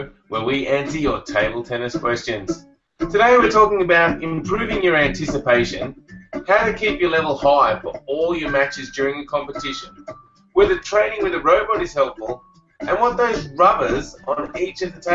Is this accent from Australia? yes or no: yes; Australia; being an Australian